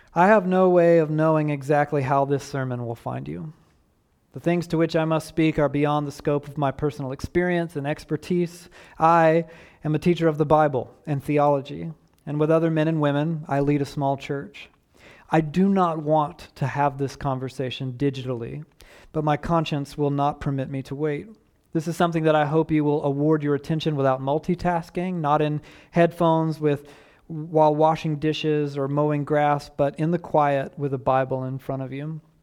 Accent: Southeast Georgia, United States; I was raised in the Deep South on a dirt road

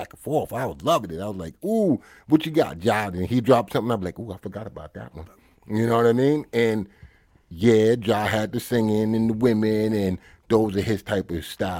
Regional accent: United States; I'm American

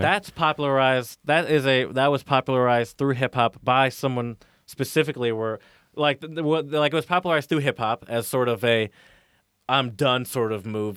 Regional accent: the South, United States; I grew up in the South

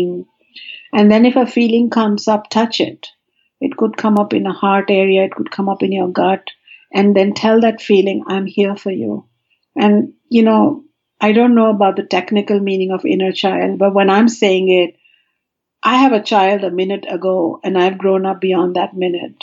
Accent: India; now in California, United States; I come from India

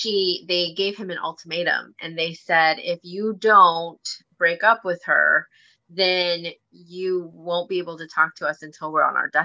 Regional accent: Philippines; I told him, you know what? I am Filipino

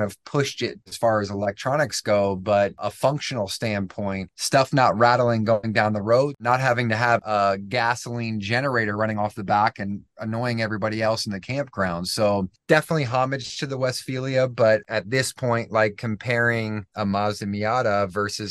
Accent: Annapolis, Maryland, United States; moved away as an adult; now in Colorado, United States; Grew up in Annapolis for a long time. That's where all my family's at. Man, I spent 28 years in Maryland and never, ever left

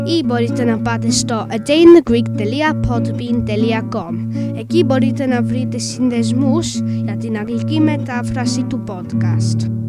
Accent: England, United Kingdom; Greek is a second language

